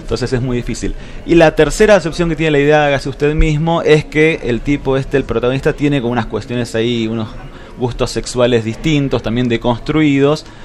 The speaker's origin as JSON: {"language": "Spanish", "region": "Buenos Aires", "country": "Argentina", "tie": "born or raised there", "moved": "yes", "said": "yo nací en Buenos Aires, pero me siento patagónico"}